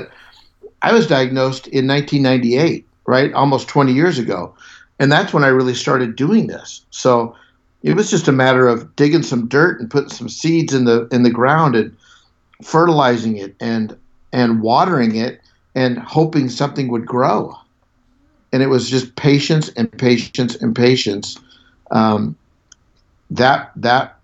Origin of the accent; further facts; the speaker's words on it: Southern California, United States; I grew up in Southern California.